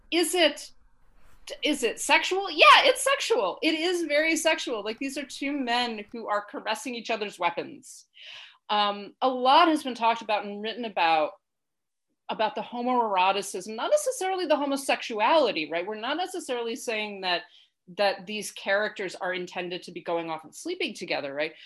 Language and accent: English; United States; moved away; also born or lived in United Kingdom; As an American who lived in Britain for quite some time